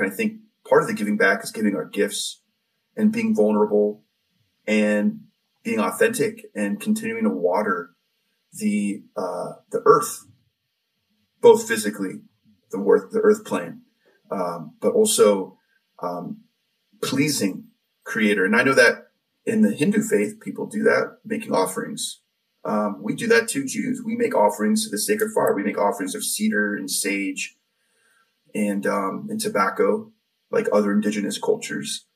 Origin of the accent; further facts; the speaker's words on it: Southern Orange County, California, United States; I grew up in Southern Orange County here